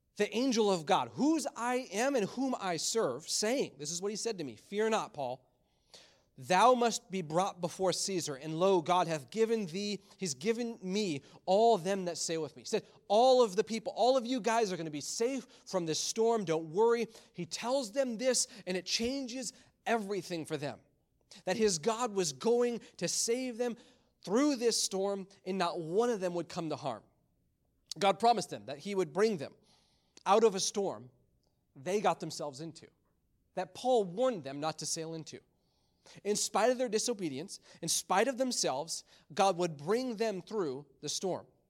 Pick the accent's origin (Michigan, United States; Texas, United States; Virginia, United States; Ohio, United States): Michigan, United States; moved away; Growing up in Michigan, there was always some type of snowstorm.